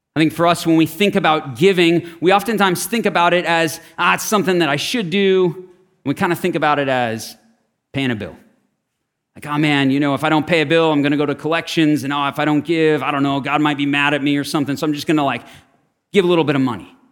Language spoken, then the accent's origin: English; Scottsdale, Arizona, United States; I grew up in Scottsdale.